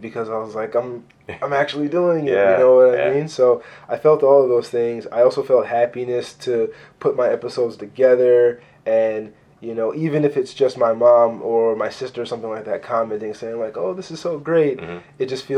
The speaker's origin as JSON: {"language": "English", "town": "Baltimore", "region": "Maryland", "country": "United States", "tie": "born or raised there", "said": "I spent most of my life out in the county from when my sister and I started school"}